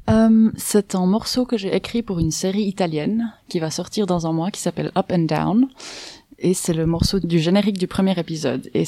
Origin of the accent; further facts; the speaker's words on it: Myanmar; j'ai grandi en Birmanie.